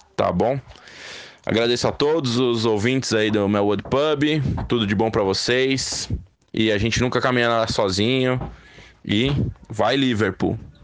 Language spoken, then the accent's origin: Portuguese; São Paulo, Brazil; eu sou de São Paulo, capital, tenho 37 anos